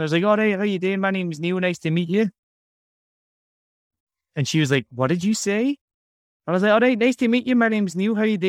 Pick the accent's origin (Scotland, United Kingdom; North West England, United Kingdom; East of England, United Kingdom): Scotland, United Kingdom; me, no, I'm from Scotland. It's different.